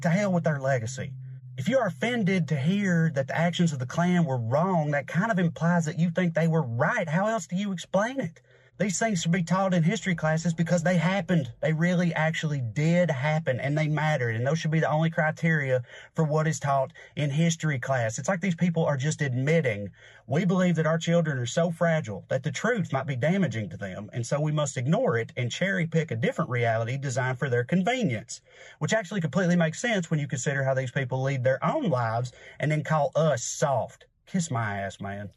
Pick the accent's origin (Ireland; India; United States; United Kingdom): United States; the South; I grew up white in the South